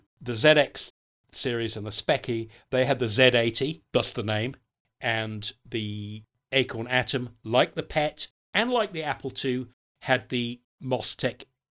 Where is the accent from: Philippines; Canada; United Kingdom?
United Kingdom; born there; since I am British by birth